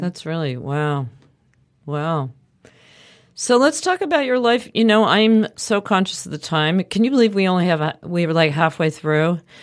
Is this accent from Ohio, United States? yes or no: no; suburbs of Philadelphia, Pennsylvania, United States; also born or lived in Manhattan, New York; I lived in Manhattan, started in town until I was eight, and then we moved to the suburbs of Philadelphia.